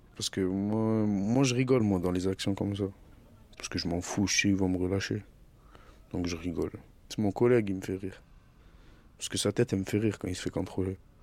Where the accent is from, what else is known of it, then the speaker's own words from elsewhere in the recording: Marseille, Provence-Alpes-Côte d'Azur, France; also born or lived in Algeria; je viens de Marseille et j'ai grandi là-bas.